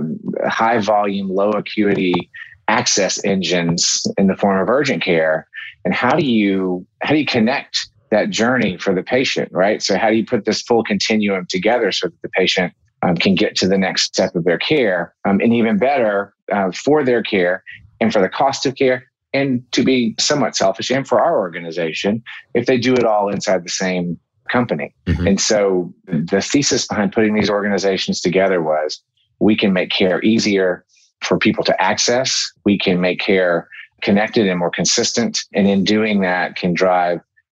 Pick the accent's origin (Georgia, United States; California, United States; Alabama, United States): Georgia, United States; Atlanta; also born or lived in New York; I left New York and I came back to Atlanta